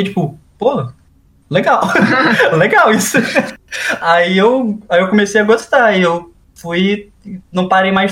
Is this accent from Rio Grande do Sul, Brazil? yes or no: no; Manaus, Amazonas, Brazil; mais coisa do norte de Manaus, é, que é de onde eu sou, né? Eu nasci lá.